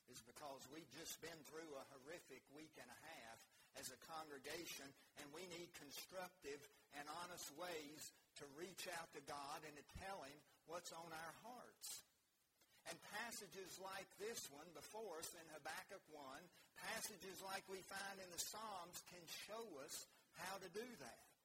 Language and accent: English; United States